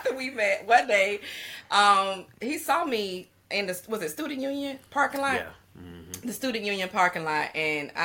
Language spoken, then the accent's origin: English; Albany, Georgia, United States; moved away as an adult; now in Savannah, United States